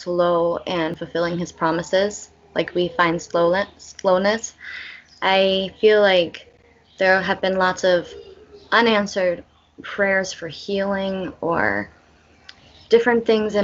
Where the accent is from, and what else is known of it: Belize; born or raised there